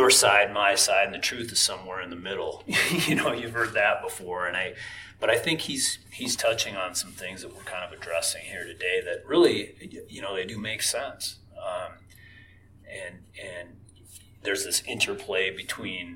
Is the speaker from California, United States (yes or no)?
no; Paynesville, Minnesota, United States; my hometown in Painesville